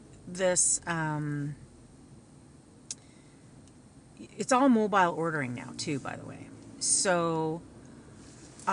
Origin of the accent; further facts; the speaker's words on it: Canada; I'm Canadian